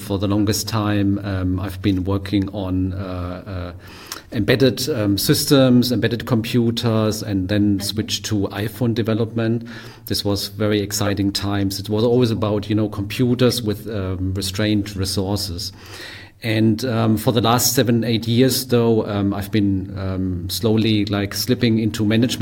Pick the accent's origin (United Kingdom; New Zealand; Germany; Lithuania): Germany; also born or lived in Japan / Australia / Berlin; I'm from Germany, but also lived in Japan for a while, in Australia.